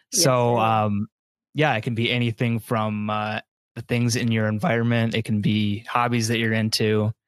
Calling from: Mount Pleasant, Michigan, United States; I am calling in from Michigan, Mount Pleasant, Michigan, to be specific.

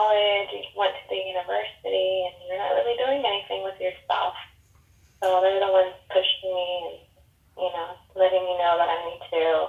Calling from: Washington, United States; From Washington State.

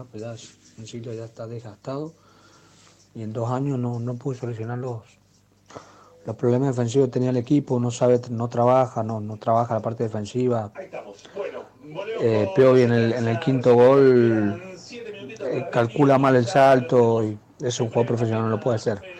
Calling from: Mendoza, Argentina; Hola Ramiro, banda … de Mendoza.

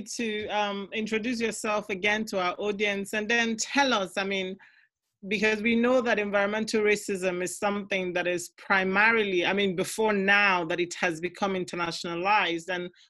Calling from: Burton upon Trent, West Midlands, United Kingdom; I'm recording from Burton-upon-Trent, somewhere in England.

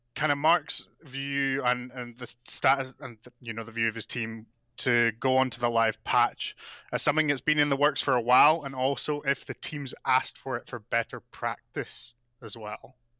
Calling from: Calgary, Alberta, Canada; I'm calling from a very cold Calgary, Alberta, Canada

